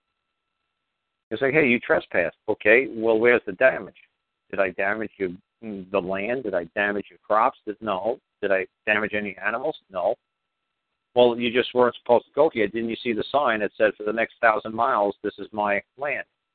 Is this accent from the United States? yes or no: yes; United States; I'm from the United States